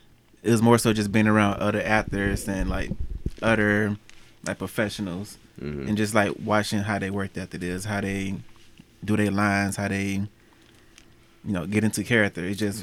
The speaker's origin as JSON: {"language": "English", "town": "Cuba", "region": "Alabama", "country": "United States", "tie": "born or raised there", "also_born_or_lived": "Los Angeles", "moved": "yes", "lives_now": "Cleveland, United States", "said": "Because I'm from Alabama, so that's where I was born and raised."}